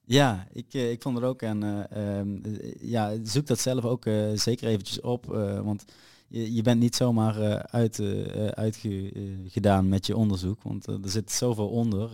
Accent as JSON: {"language": "Dutch", "town": "America", "region": "Limburg", "country": "Netherlands", "said": "Ik kom dan uit Amerika, dat is een dorpje in de buurt van Venlo, eigenlijk Noord-Limburg"}